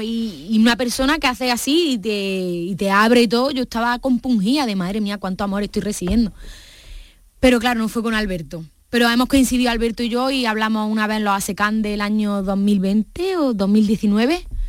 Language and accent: Spanish; Córdoba, Andalusia, Spain; accent: Andalusian, Cordoban; now in Madrid, Spain; Yo siempre llevo mi propuesta de hablar en andaluz a tope, en cordobés